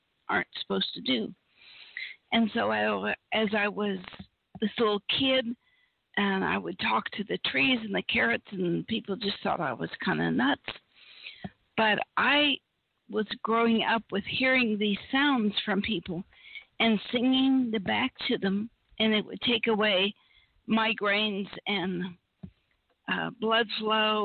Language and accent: English; Appalachia, United States; I was raised in Appalachia, where we had no electricity, no TV, no anything